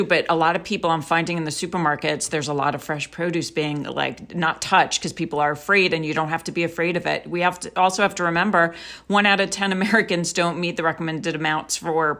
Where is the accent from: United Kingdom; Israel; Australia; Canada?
Israel; moved away; I'm also from Israel